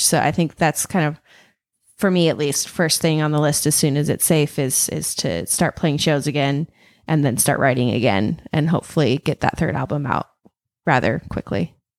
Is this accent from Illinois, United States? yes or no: no; Ellensburg, Washington, United States; born and raised in Ellensburg, Washington